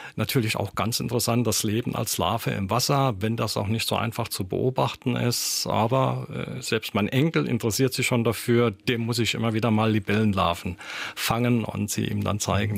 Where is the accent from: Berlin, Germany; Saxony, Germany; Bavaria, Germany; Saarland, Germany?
Saarland, Germany; also born or lived in Hasborn; bei uns im Saarland